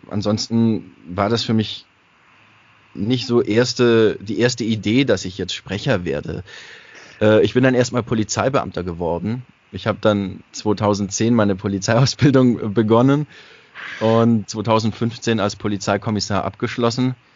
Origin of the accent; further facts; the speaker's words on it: Baden-Württemberg, Germany; accent: Swabian; Also ich habe auch Dialekt gesprochen und alles. Also es war jetzt für mich nicht so, also ich war schon Schwabe halt.